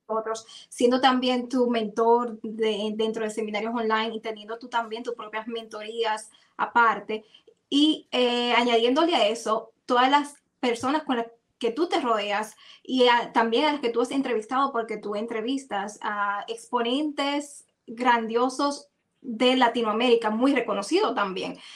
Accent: Dominican Republic; como en buen dominicano

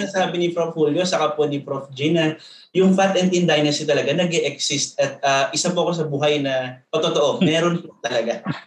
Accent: Calabarzon, Philippines; Ako ay pinanganak at lumaki po sa Cavite

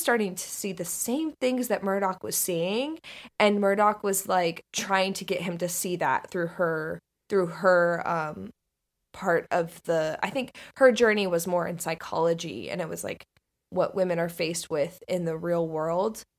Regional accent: Northern Florida, United States; I grew up in Florida, in Northern Florida

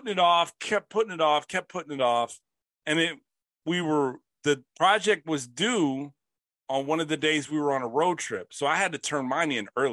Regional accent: Bastrop, Texas, United States; I'm from Bastrop, Texas

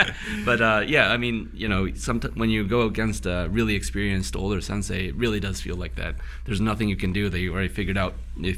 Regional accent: United States; also born or lived in Rochester, New York; my background, my parents are both Japanese, but I grew up in America.

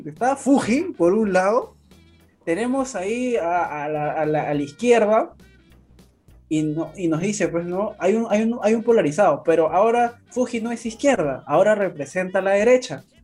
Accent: Lima, Peru; yo nací en Lima

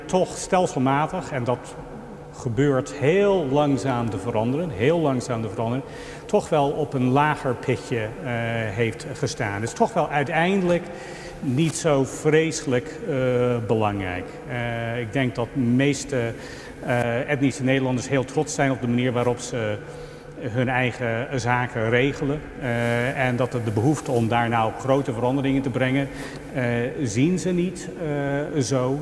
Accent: United States; now in Netherlands; ben ik niet als Amerikaan

